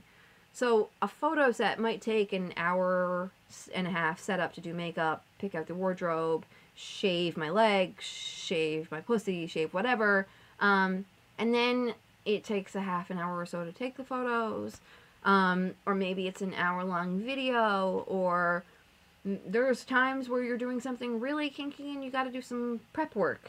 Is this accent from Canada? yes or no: yes; Canada; us being Canadian